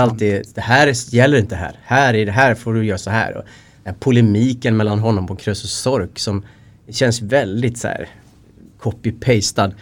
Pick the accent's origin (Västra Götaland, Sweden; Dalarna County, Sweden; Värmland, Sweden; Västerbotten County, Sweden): Dalarna County, Sweden; Linghed; also born or lived in Västergötland; jag är uppvuxen i en liten by utanför Falun i Dalarna som heter Linghed.